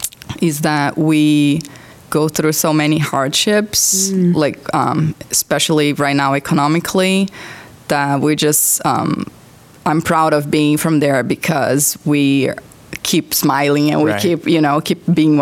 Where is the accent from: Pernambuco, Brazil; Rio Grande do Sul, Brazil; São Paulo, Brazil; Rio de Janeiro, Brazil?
Rio de Janeiro, Brazil; English is a second language; now in United States; So I'm from Brazil. I'm from Rio, and it's on the coast.